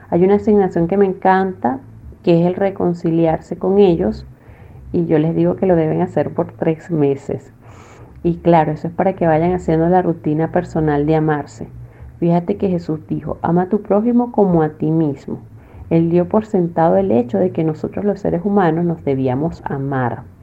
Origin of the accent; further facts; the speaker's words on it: Venezuela; moved away; yo me vine enferma de Venezuela y bueno, gracias a Dios ya estoy sana aquí con el tratamiento que me han dado